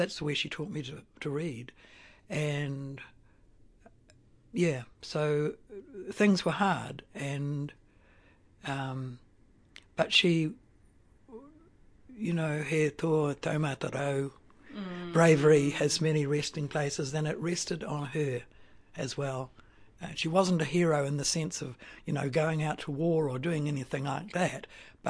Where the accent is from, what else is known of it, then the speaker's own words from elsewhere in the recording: Napier, Hawke's Bay, New Zealand; now in Otaki, New Zealand; I was born in Napier.